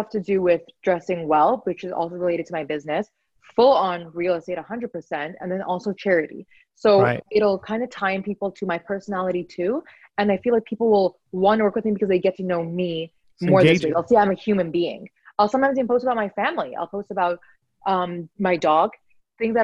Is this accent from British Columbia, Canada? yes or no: yes; Vancouver, British Columbia, Canada; I was born and raised in Vancouver